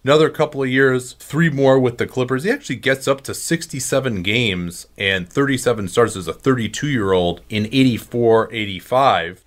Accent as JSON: {"language": "English", "town": "Chicago", "region": "Illinois", "country": "United States", "tie": "born or raised there", "moved": "yes", "said": "growing up in Chicago, obviously, I, I was a Bulls fan. I didn't live in Chicago during that time"}